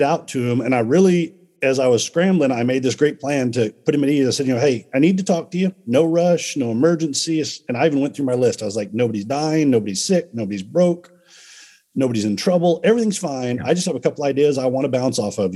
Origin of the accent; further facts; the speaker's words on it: Dallas, Texas, United States; I was born in Dallas